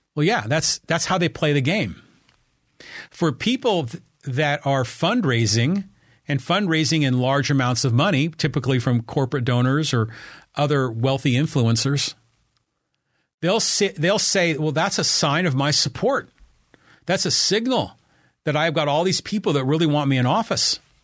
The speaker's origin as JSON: {"language": "English", "town": "Burlingame", "region": "California", "country": "United States", "tie": "born or raised there", "moved": "yes", "lives_now": "Poway, United States", "said": "I was raised in Burlingame"}